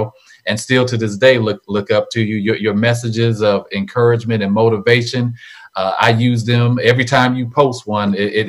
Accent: Vallejo, California, United States; moved away as an adult; now in Sacramento, United States; And so I'm just proud to be born and raised in Vallejo, California.

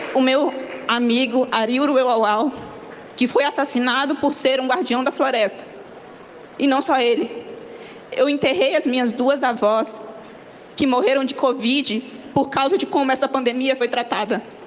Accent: Rondônia, Brazil; Eu sou mulher indígena da Amazônia, eu venho de Rondônia

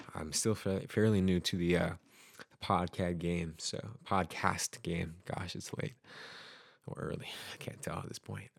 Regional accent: Utah, United States; now in Oregon, United States; I grew up in Utah, and, uh, have a lot of friends who are still out there. And I did leave Utah for Oregon

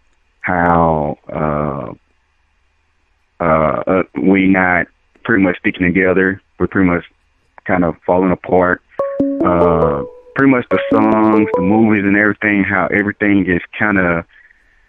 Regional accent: the South, United States; also born or lived in Dallas; I'm originally from the South

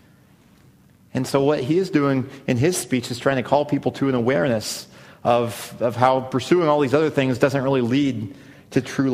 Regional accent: Missouri, United States; I grew up in Missouri

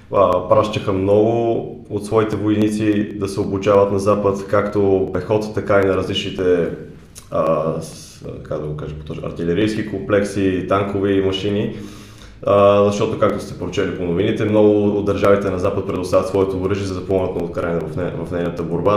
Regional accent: Bulgaria; moved away as an adult; now in London, United Kingdom

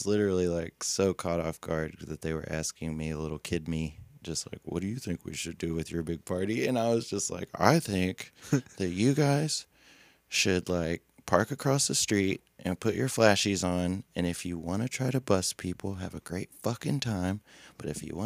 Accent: Cookeville, Tennessee, United States; moved away as an adult; also born or lived in Monterey, Tennessee; now in Nashville, United States; I grew up in Cookeville, Tennessee

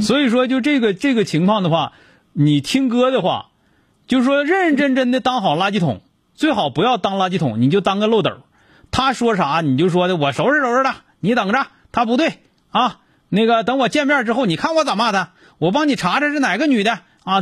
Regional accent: Northeast China, China; 咱们东北人

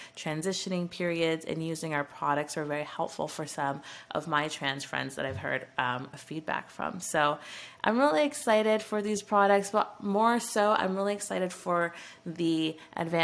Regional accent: Canada; as a Canadian

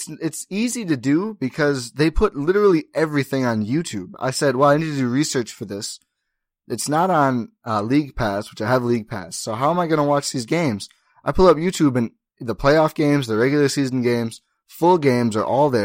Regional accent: Milwaukee, Wisconsin, United States; now in Oshkosh, United States; I'm from Milwaukee, so it's not like it's anything alien to me

